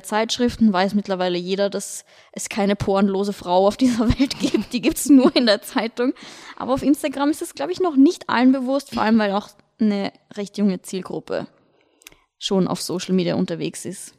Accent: Vienna, Austria; moved away as an adult; now in Munich, Germany; ich komme aus Wien, falls man es hört an meinem Dialekt.

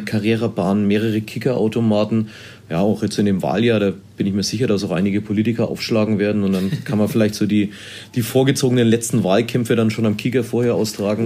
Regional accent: Erlangen, Bavaria, Germany; Ich komme ja aus Erlangen, ich bin hier in Erlangen verwurzelt.

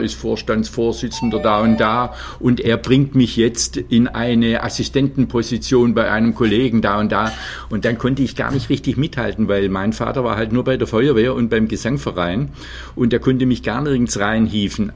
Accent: Leonberg, Baden-Württemberg, Germany; also born or lived in Freiburg; eines Geburtsorts wie Leonberg

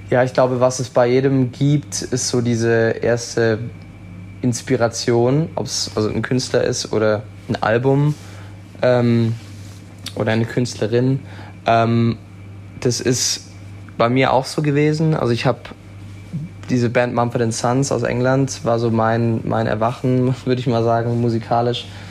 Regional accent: Switzerland; now in Baden-Württemberg, Germany; ursprünglich bin ich in der Schweiz aufgewachsen

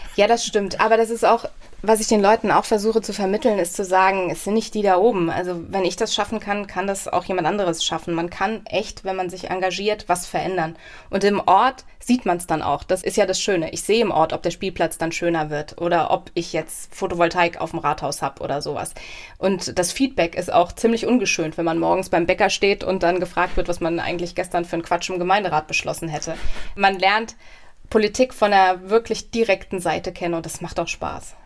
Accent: Mommenheim, Rhineland-Palatinate, Germany; also born or lived in Mainz; now in Nieder-Olm, Germany; ich bin aufgewachsen in Mommenheim

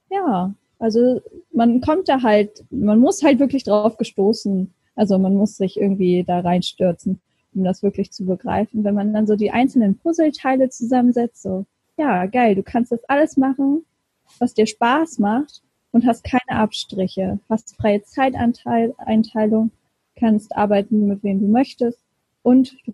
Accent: Lower Saxony, Germany; now in Hamburg, Germany; ich bin eigentlich eine Niedersächsin und mhm. äh, bin leider keine Original-Hamburgerin. bin auch dazugezogen.

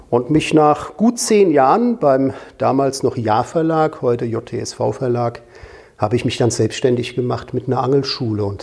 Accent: Rhineland-Palatinate, Germany; äh, ein gebürtiger Rheinhesse, komme also aus Rheinland-Pfalz, aus der wunderschönen Gegend, wo der tolle Wein wächst, direkt am Rhein.

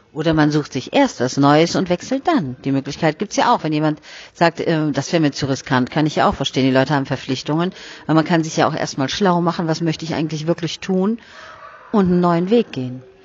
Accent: Germany; Bei uns in Deutschland

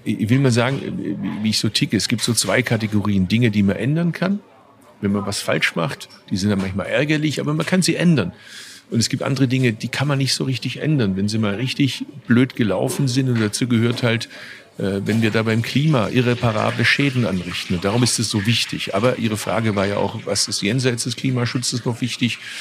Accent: Bad Urach, Baden-Württemberg, Germany; in meiner Geburtsstadt Bad Urach

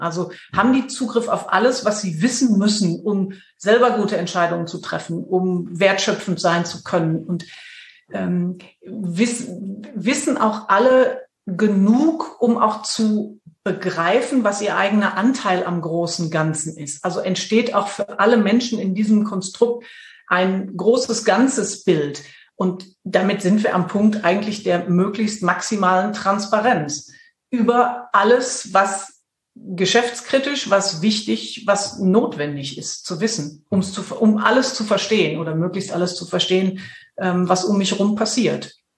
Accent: Dortmund, North Rhine-Westphalia, Germany; moved away as an adult; now in Münster, Germany; Ich komme aus dem Pott. Und ähm, ich bin mit Leib und Seele ein, eine Pflanze des Ruhrgebiets

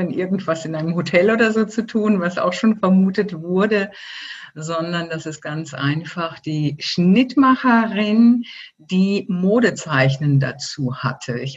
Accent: Germany; now in Switzerland; Ich bin ja Deutsche, wie man hört, äh, auch wenn ich seit 19 Jahren in der Schweiz lebe.

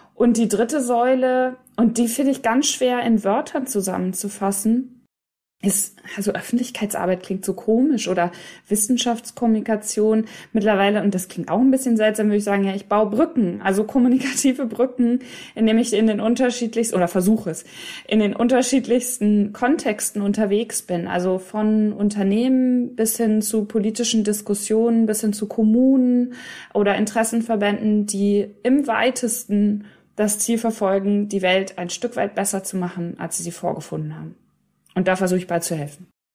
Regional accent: Hiddenhausen, North Rhine-Westphalia, Germany; moved away; also born or lived in England; Meine Heimat ist ein Dorf, das heißt Hiddenhausen

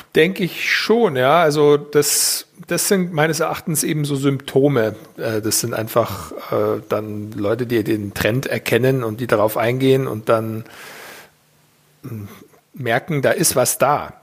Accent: Weilheim in Oberbayern, Bavaria, Germany; ich bin eigentlich ein normaler bayerischer, oberbayerischer Junge und der damals in Bayern geboren wurde

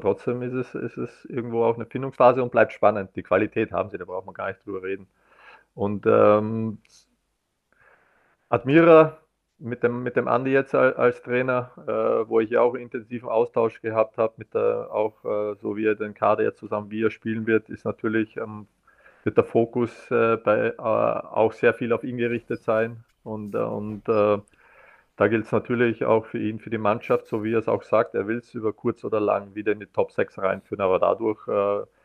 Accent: Austria; wir als Österreicher wünschen uns ja eigentlich auch, dass wieder so unter Anführungszeichen die Big Players sich da oben ja auch wieder matchen.

